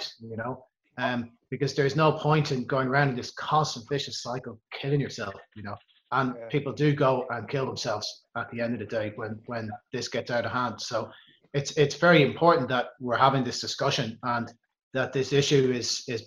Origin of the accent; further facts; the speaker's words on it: Ireland; now in Germany; I'm Irish, another Catholic country